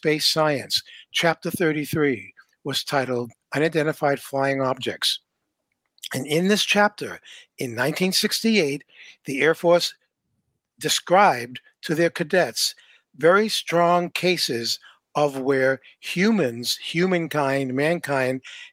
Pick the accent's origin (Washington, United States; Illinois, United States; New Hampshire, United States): New Hampshire, United States; I grew up in New Hampshire